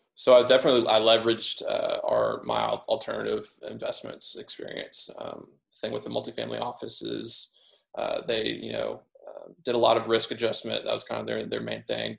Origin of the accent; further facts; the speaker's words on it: Midwest, United States; moved away as an adult; also born or lived in Southeast US / Northeast US; I grew up in the Midwest on a small farm